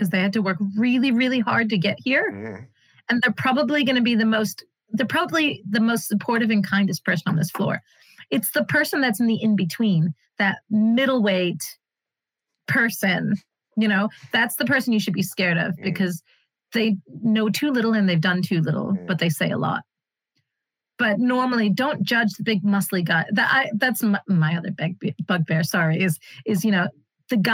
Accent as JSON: {"language": "English", "country": "United States", "moved": "yes", "lives_now": "United Kingdom", "said": "we're immigrant kids, right? Like both of our parents kind of came to, I'm an American"}